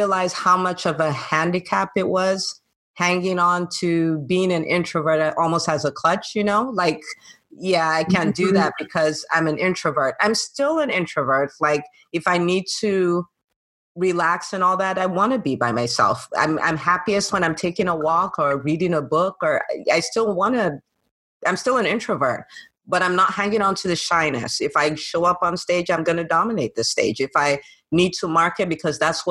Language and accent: English; Nigeria; moved away as an adult; also born or lived in California, United States / New Jersey, United States; now in Atlanta, United States; did a lot of my growing up in Nigeria